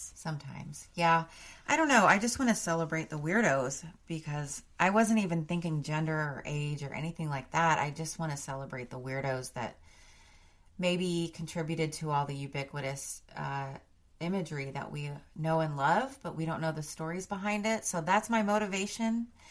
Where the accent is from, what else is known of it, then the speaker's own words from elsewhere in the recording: Austin, Texas, United States; I grew up in Austin, Texas